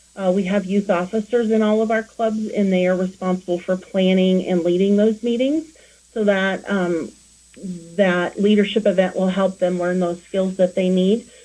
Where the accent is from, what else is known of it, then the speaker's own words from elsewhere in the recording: Denver, Colorado, United States; moved away as an adult; now in Cheyenne, United States; I was born and raised in the Denver area